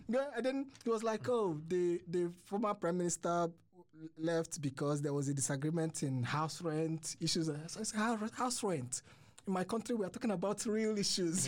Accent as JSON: {"language": "English", "country": "Nigeria", "moved": "as an adult", "lives_now": "Sweden", "said": "I'm from Nigeria"}